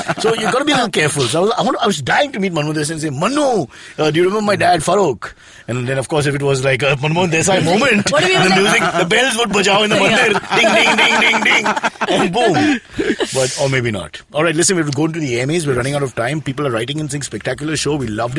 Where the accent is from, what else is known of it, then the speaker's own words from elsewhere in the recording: Mumbai, Maharashtra, India; Growing up in Khetwadi.